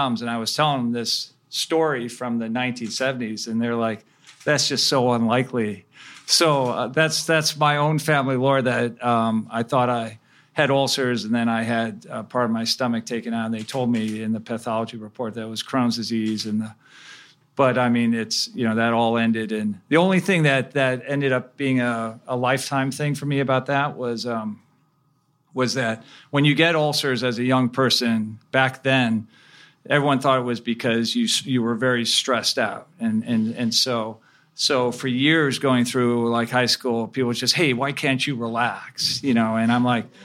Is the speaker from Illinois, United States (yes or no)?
yes; Chicago, Illinois, United States; also born or lived in Cleveland, Ohio; I spent most of my growing up years in the Chicago area.